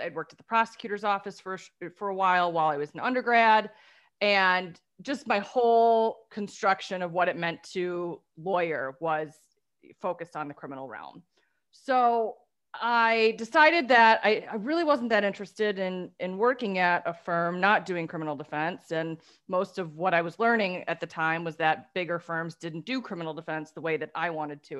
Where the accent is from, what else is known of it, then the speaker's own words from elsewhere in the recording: Detroit, Michigan, United States; we're from the Motor City